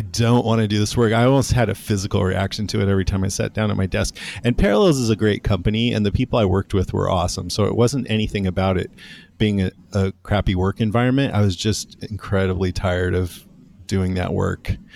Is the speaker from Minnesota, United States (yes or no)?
no; Modesto, California, United States; I grew up in Modesto, which is in Central California